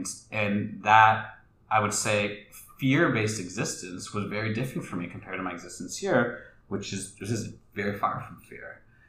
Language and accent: English; Canada; born there; my ancestors are from India, and they're also from Tanzania, and I was born in Canada